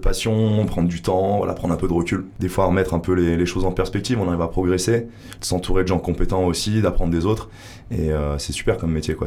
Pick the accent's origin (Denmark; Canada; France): France; Grenoble, Auvergne-Rhône-Alpes; moved away as an adult; now in Hossegor, France; je viens de Grenoble, j'étais dans le commerce. je me suis installé là il y a quelques années